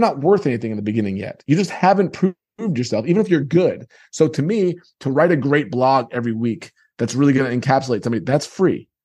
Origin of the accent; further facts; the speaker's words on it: New York, United States; moved away; I come from New York